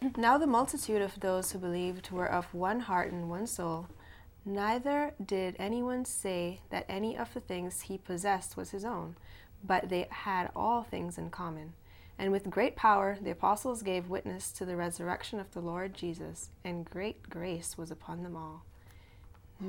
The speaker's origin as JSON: {"language": "English", "country": "Cayman Islands", "said": "I'm from the Cayman Islands"}